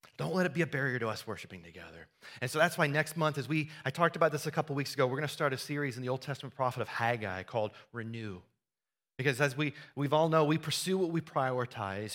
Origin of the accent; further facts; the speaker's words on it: Iowa, United States; Growing up in Iowa, I, uh, I helped my, we grew up on a farm